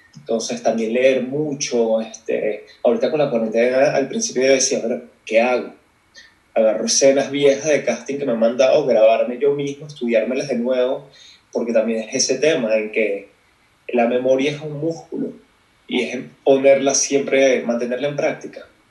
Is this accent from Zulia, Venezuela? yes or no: no; Caracas, Capital District, Venezuela; moved away as an adult; also born or lived in North Carolina, United States; now in Mexico City, Mexico; soy como tú, caraqueño, este, del 91 me crié, así, o sea, estudié en Venezuela, me fui a los 18